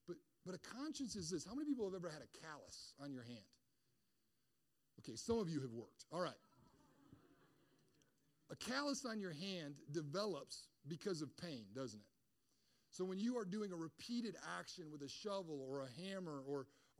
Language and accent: English; Michigan, United States; I grew up in Michigan